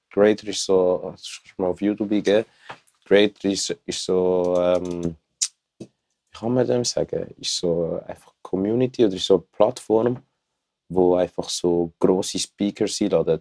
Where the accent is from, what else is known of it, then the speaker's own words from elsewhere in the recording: Zurich, Switzerland; ich komme aus Zürich